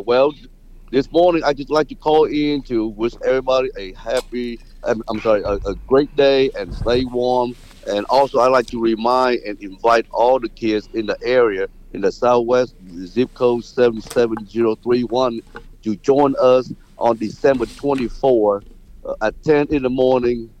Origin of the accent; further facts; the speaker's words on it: Vietnam; now in Houston, United States; originally I came from Vietnam. It's a third world country